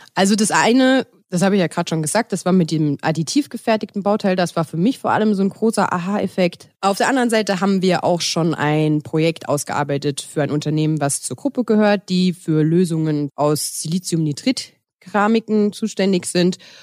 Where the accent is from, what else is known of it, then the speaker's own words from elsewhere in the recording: Westerwald, Rhineland-Palatinate, Germany; moved away; also born or lived in Cologne; Ursprünglich komme ich aus dem Westerwald